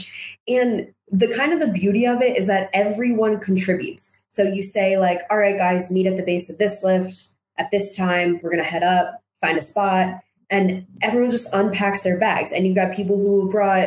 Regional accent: New Jersey, United States; born or raised there; moved away as an adult; now in Park City, United States

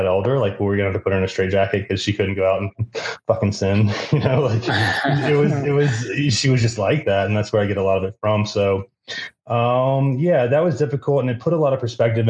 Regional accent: Savannah, Georgia, United States; moved away as an adult; now in Fort Collins, United States; Originally I'm from Savannah

